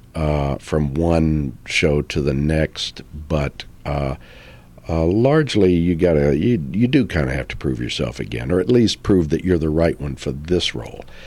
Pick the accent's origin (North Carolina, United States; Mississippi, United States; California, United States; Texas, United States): Texas, United States; I grew up in Texas